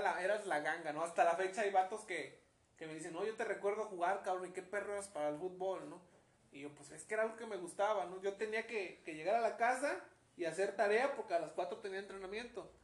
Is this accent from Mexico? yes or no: yes; Mexico; como buen mexicano